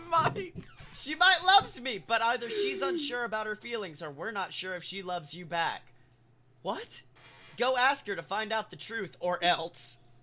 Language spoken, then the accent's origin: English; Alabama, United States; moved away as an adult; now in Florida, United States; I'm from Alabama